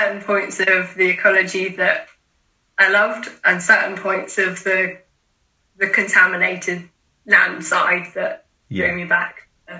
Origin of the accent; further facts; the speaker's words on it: Ringwood, South East England, United Kingdom; also born or lived in Portsmouth; So I grew up in Ringwood, so not a million miles away from Portsmouth.